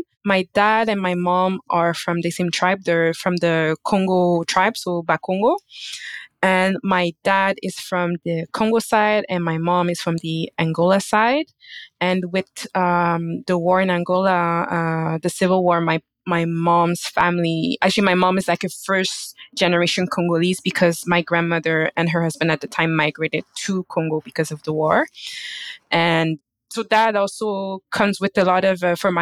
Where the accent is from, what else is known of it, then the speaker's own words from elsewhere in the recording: Canada; I was born and raised in Canada